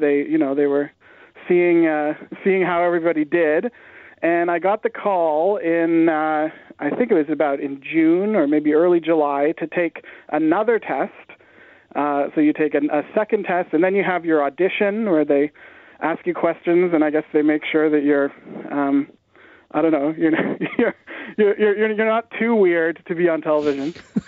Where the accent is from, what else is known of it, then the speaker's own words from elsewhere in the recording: Canada; As a Canadian, I was really worried that there were going to be all these questions about, you know, what's the capital of Idaho